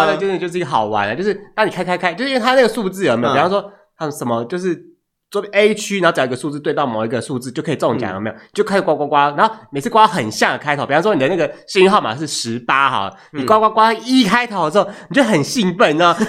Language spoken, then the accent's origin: Chinese; Hualien, Hualien County, Taiwan; 因为我虽然我是花莲人，之前都住花莲